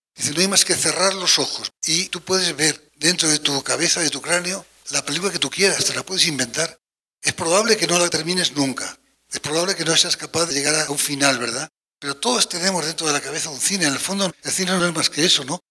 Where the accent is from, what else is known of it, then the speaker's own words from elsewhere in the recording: Aragon, Spain; soy aragonés y un poco bárbaro